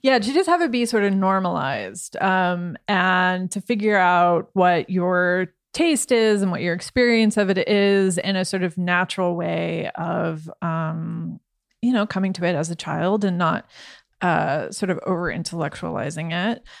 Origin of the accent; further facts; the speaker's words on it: Midwest, United States; now in Berlin, Germany; I come from the Midwest, which has a very sort of skeptical and hostility, I guess, to art in general